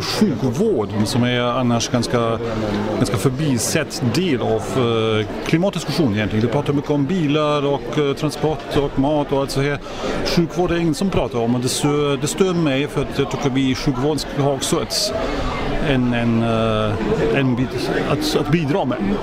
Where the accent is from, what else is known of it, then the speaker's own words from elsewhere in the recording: Arvika, Värmland, Sweden; jag kommer från Arvika